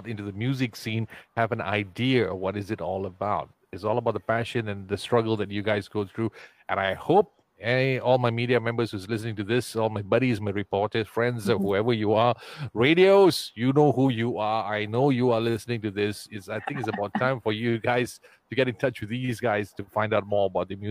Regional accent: Ipoh, Perak, Malaysia; That's the best town on the planet, my hometown.

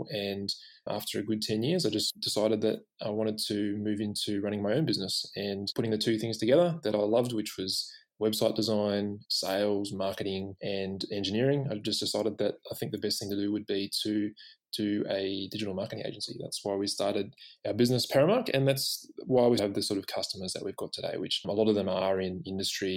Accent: Canberra, Australian Capital Territory, Australia; now in Sydney, Australia; I grew up in Canberra

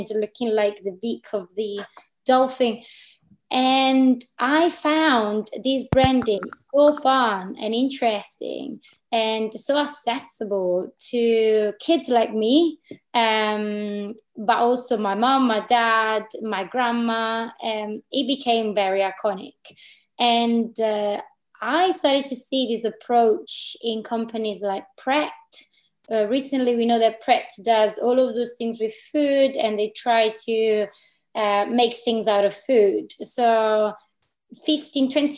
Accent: Italy; moved away as an adult; also born or lived in Milan / Berlin / London; now in Glasgow, United Kingdom; I am a designer based in Glasgow, but I'm from Italy

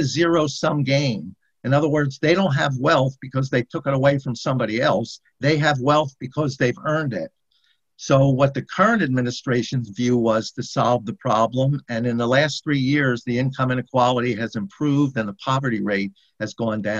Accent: United States

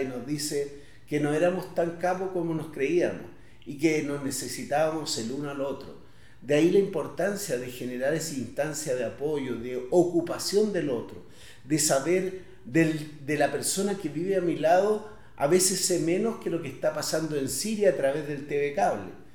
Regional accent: Independencia, Santiago Metropolitan Region, Chile; los antiguos barrios en los cuales yo crecí, en Independencia

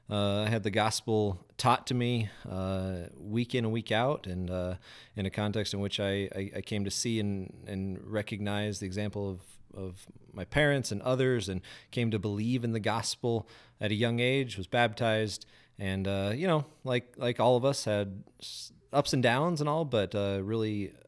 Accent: Grand Junction, Colorado, United States; also born or lived in Denver; Was born in Denver, but I was raised over in Grand Junction there.

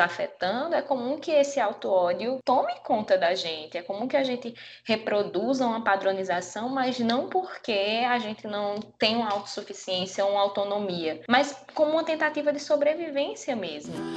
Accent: Paraíba, Brazil; nascida e criada na Paraíba

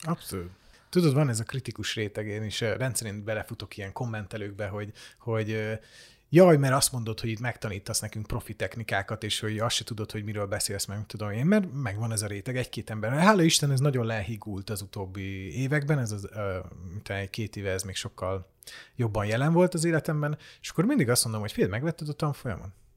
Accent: Hungary

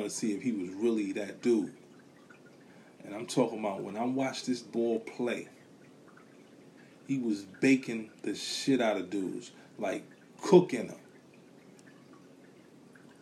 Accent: New York City, New York, United States; Growing up in a neighborhood, you know, I'm from Brooklyn, Bushwick

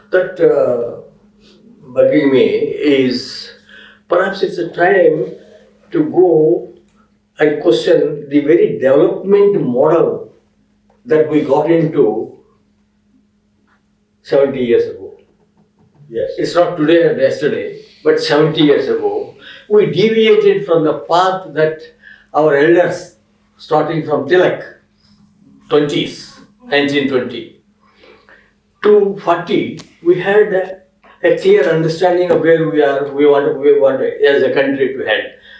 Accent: Andhra Pradesh, India; moved away; also born or lived in Delhi; that's my experiment going on last one year in uh, my village in Andhra.

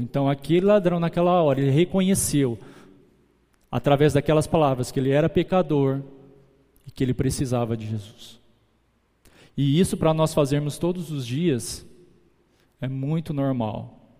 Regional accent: Guararapes, São Paulo, Brazil; A gente volta para São Paulo, de São Paulo para Guararapes. E quando a gente volta, os meus avós maternos já eram cristãos. Ele começa, eles levam a gente para, para a igreja. Eu, minha irmã, depois vem minha mãe, meus tios, todo mundo. A gente cresce ali

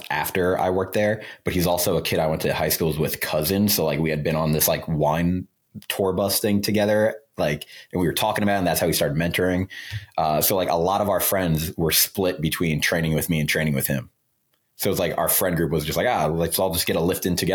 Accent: Long Island, New York, United States; I'm from Long Island, New York

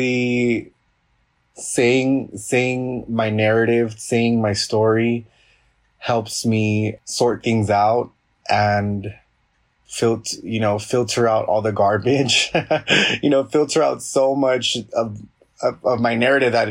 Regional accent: Los Angeles, California, United States; I was born and raised in Los Angeles

